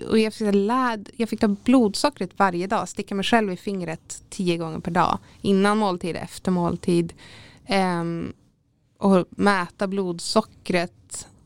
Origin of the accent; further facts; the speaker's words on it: Täfte, Västerbotten County, Sweden; Så att det, ja, jag kommer jätten från Täfte liksom.